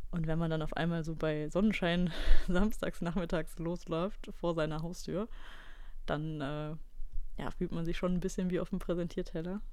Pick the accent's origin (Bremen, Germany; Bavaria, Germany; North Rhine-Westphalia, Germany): North Rhine-Westphalia, Germany; Ratingen; moved away; in meinem Heimatdorf in Ratingen